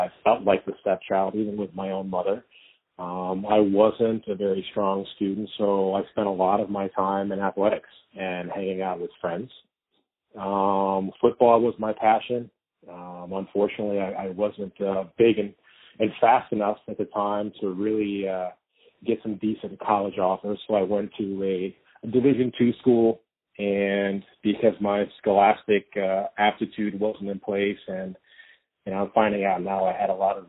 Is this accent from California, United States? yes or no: no; Ohio, United States; I grew up in Ohio